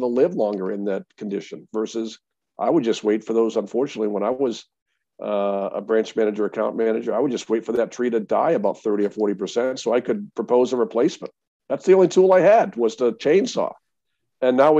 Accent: Massachusetts, United States; I'm from Massachusetts

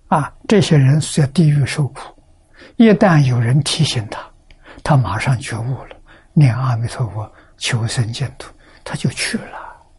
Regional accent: China; 我们中国人

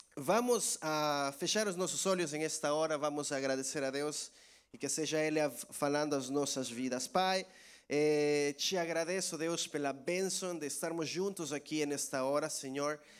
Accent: El Salvador; Portuguese is a second language; moved away as an adult; now in Portugal; em minha terra, lá em El Salvador

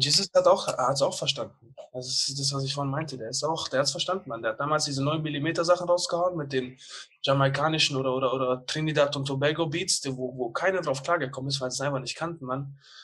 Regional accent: Bietigheim, Baden-Württemberg, Germany; ich komme aus Bietigheim.

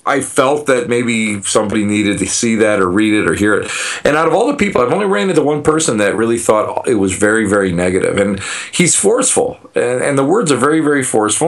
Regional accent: Buffalo, New York, United States; I'm a putz from Buffalo, New York

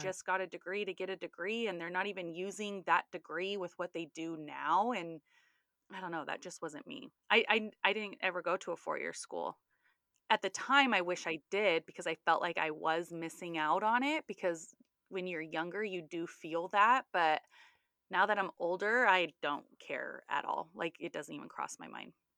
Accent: Sacramento, California, United States; also born or lived in Orange County, California; I grew up in Sacramento, and then right after high school, I moved to Orange County

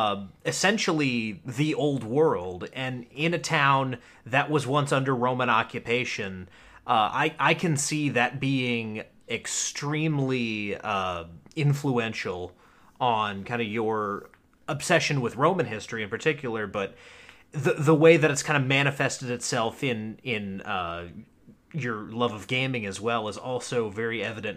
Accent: North Carolina, United States; I'm from North Carolina. And I have a family that's been in North Carolina since the 1700s. Actually, the 1600s.

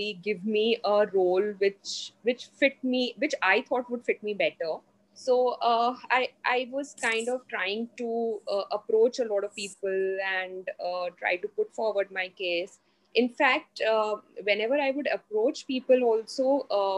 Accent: Mumbai, Maharashtra, India; So I'm from Mumbai. I'm basically from Mumbai

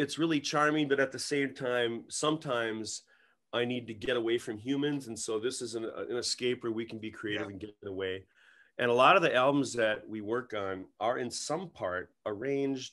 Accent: South Milwaukee, Wisconsin, United States; I grew up in South Milwaukee on the south side and lived in a couple other states, but most of my life been in Milwaukee County

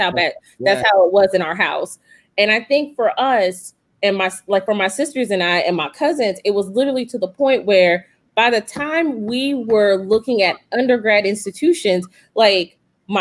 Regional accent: Wichita, Kansas, United States; moved away; I'm from Wichita, Kansas.

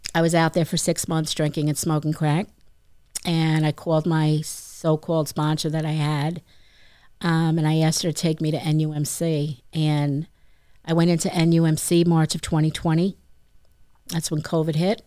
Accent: Franklin Square, New York, United States; also born or lived in Ozone Park, New York / Laurel Hollow, New York; I was raised in Franklin Square and spent my weekends in Ozone Park

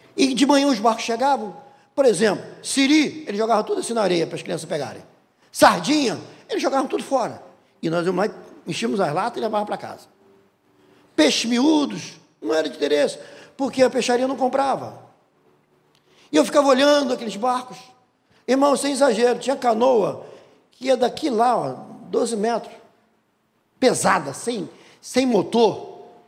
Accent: Rio de Janeiro, Brazil; quando eu era garoto, morávamos na Pedra de Guaratiba, ali era uma colônia de pescadores

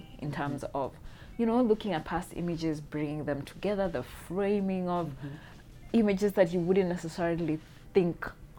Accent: Kenya; being of Kenyan origin

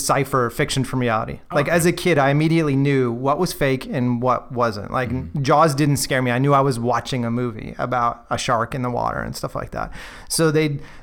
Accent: Naperville, Illinois, United States; also born or lived in Aurora, Illinois; I was born in Naperville, which is right near Aurora

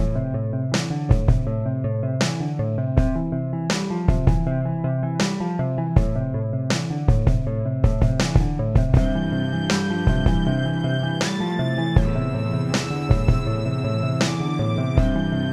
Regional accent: Gulf Coast, South Mississippi, United States; I was born and raised in South Mississippi

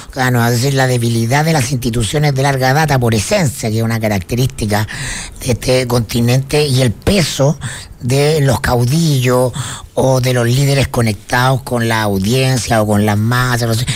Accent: Chile

